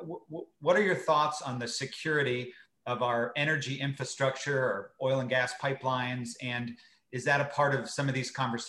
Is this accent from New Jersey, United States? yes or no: yes; New Jersey, United States; You mentioned Senator Menendez before, from my home state in New Jersey.